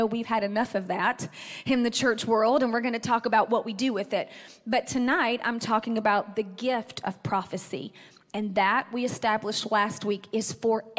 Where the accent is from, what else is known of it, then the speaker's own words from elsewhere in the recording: Athens, United States; moved away; My hometown is Athens